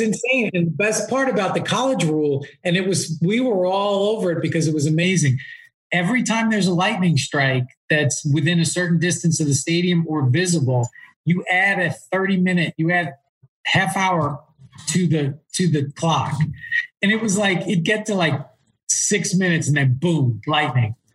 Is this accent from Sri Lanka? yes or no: no; East Coast, United States; now in Southern California, United States; I moved to Southern California, but you know, when I growing up on the East Coast